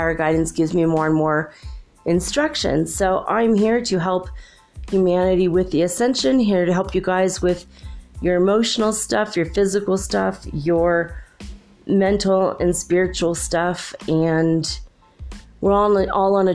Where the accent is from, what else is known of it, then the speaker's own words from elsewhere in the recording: United States; moved away as an adult; also born or lived in California / Minnesota / Michigan; now in Ecuador; I am an American from North America, United States, and I grew up in California and Minnesota.